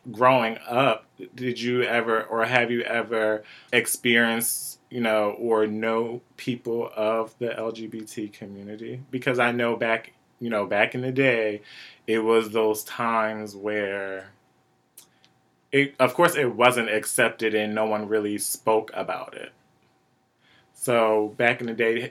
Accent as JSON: {"language": "English", "town": "Wilmington", "region": "Delaware", "country": "United States", "tie": "born or raised there", "said": "Born and raised in Wilmington, Delaware, like I am."}